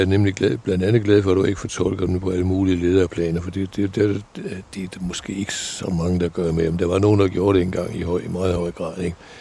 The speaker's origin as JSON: {"language": "Danish", "town": "Odder", "region": "Central Denmark Region", "country": "Denmark", "tie": "born or raised there", "also_born_or_lived": "Paris", "moved": "yes", "lives_now": "Brabrand, Denmark", "said": "i Odder, hvor, øh, hvor jeg voksede op"}